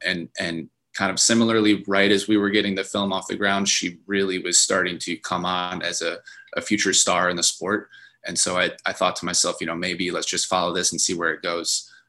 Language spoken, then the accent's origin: English; Holland, Michigan, United States; I was in my hometown of Holland, Michigan